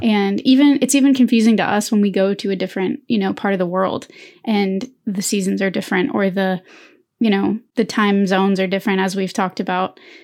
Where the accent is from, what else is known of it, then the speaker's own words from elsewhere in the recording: American South, United States; Growing up in the American South